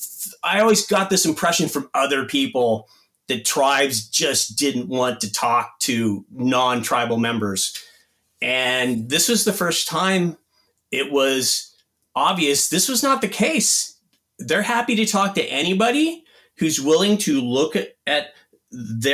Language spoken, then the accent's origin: English; Inglewood, California, United States; I was born in Inglewood, California, and I considered myself a Native American